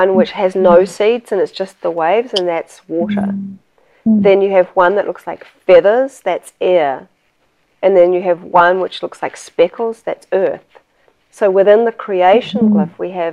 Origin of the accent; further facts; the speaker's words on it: New Zealand; moved away; I'm originally from New Zealand